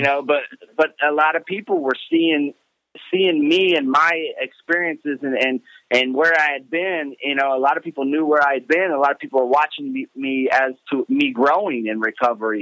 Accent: Terre Haute, Indiana, United States; I am from Terre Haute, Indiana.

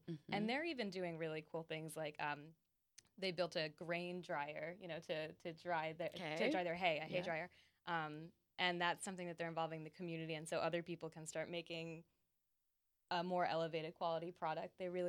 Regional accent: St. Albans, Vermont, United States; moved away; The St. Albans, which is named after the co-op in my hometown

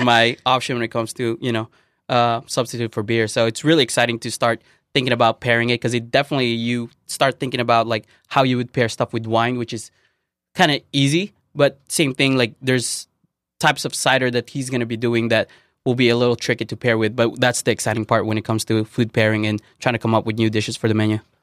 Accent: Philippines; moved away; growing up in the Philippines

